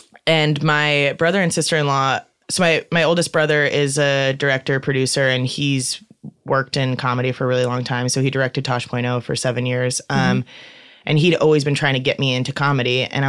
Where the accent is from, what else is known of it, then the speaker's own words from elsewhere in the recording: Midwest, United States; and I'm from the Midwest, so I always kind of just go back to people in the Midwest.